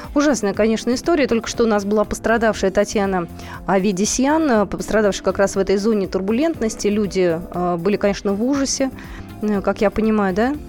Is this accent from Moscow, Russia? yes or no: yes; Moscow, Russia; мы, москвичи